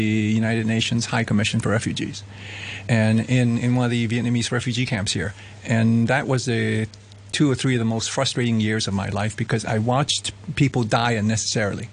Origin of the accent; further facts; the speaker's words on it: Hong Kong; moved away; I'm from Hong Kong, so I sort of came back here.